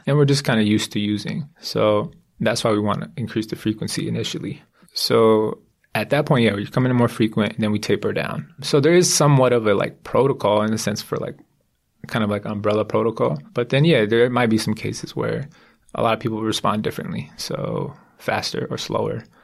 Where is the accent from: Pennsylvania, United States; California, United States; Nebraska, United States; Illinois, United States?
California, United States; San Diego; I'm from San Diego. I grew up in San Diego and went to San Diego State